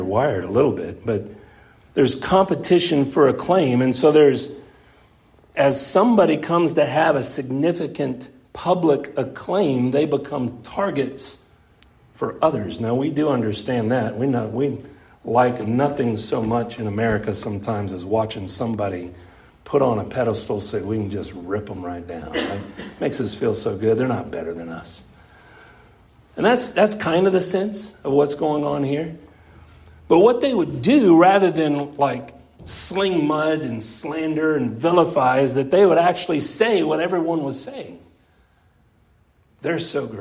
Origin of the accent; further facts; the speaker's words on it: Wise County, Texas, United States; I grew up right here in Wise County